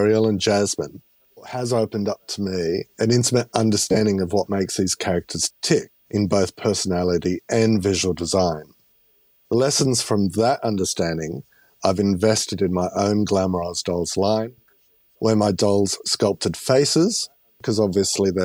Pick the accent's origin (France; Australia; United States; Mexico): Australia; I'm Australian